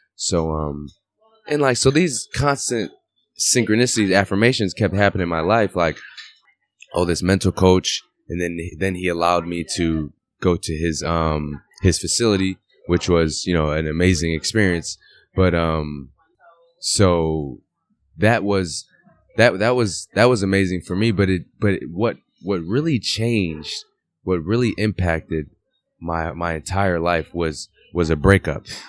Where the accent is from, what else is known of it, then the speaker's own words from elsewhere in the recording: Waterbury, Connecticut, United States; moved away as an adult; also born or lived in Europe / Italy / France; I'm from Waterbury. I'm from the same place where you're at. Like, I grew up in the same gym where you're playing at the same age